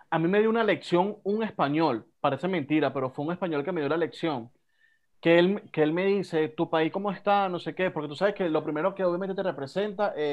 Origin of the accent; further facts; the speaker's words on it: Spain; español, eh, yo soy casado con una venezolana, yo no lo sabía.